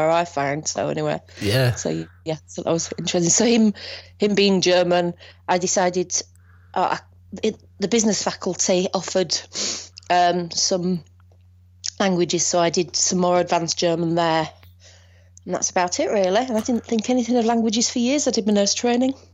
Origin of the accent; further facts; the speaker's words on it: Northern England, United Kingdom; I'm from Northern England, so it's a different setup.